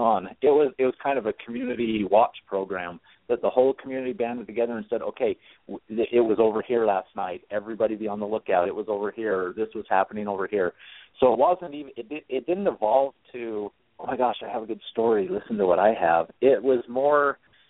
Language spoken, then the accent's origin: English; Utah, United States; I'm from Utah. I grew up LDS, Mormon